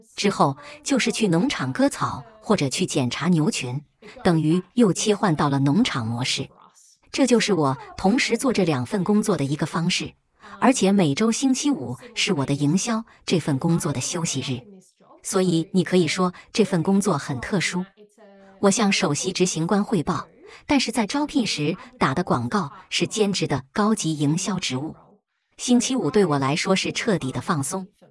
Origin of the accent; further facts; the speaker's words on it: Melbourne, Victoria, Australia; 我出生在墨尔本的城市中心